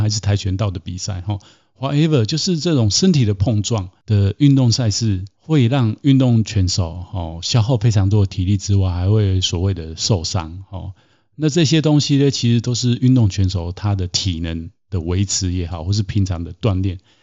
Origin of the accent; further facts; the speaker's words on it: Taiwan; 我从小是在台湾长大